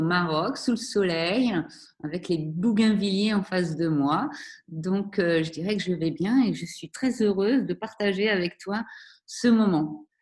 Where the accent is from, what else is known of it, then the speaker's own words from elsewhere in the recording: Vendée, Pays de la Loire, France; also born or lived in Paris; now in Morocco; je suis née à Paris, mais mes parents ont rapidement déménagé en Vendée